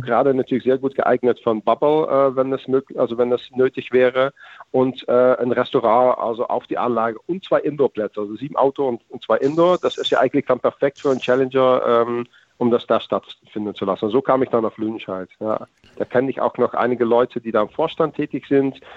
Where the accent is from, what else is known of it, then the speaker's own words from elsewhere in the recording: Netherlands; als Holländer